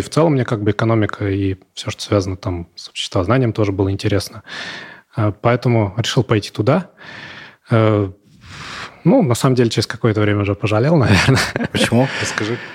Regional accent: Ivanovo, Ivanovo Oblast, Russia; Но, в принципе, э, да, девушек у нас много.

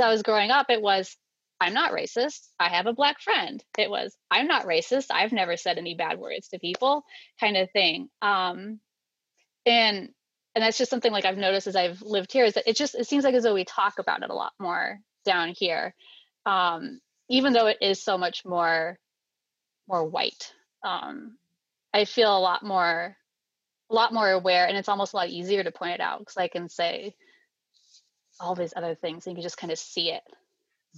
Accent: Maine, United States; moved away as an adult; now in Tennessee, United States; I was born in Maine in the middle of winter, like as far north as you can get

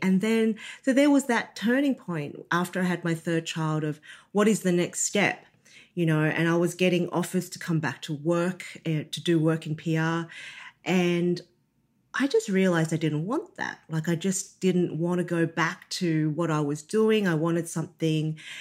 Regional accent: Australia; growing up being born in Australia to um, Chinese parents

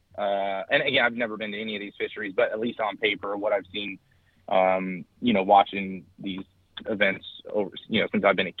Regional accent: California, United States; because I'm from California, I didn't know about.

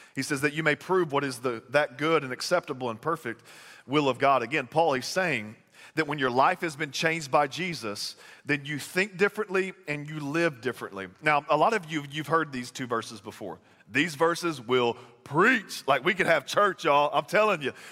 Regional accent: Texas, United States; moved away; I'm from Texas

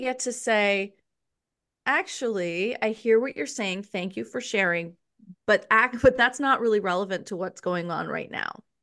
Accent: New York City, New York, United States; I was raised in New York City

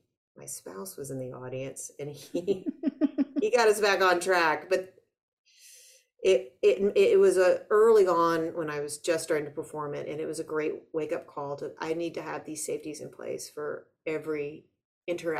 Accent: United States; I'm an American too

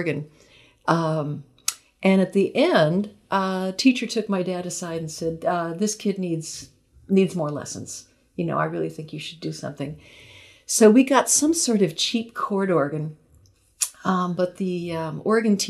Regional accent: Long Beach, California, United States; I was growing up in Long Beach, which is a city south of Los Angeles.

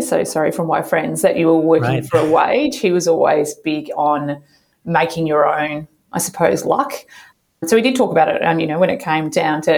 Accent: Geelong, Victoria, Australia; now in Melbourne, Australia; I was born in Geelong in Victoria and I live in Elsdon, we call Melbourne now.

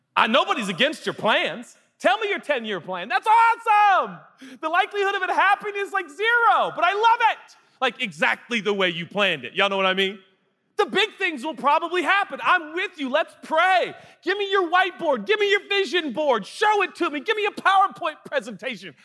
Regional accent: West Coast, United States; moved away; I grew up in the West Coast, so I didn't grow up in the South

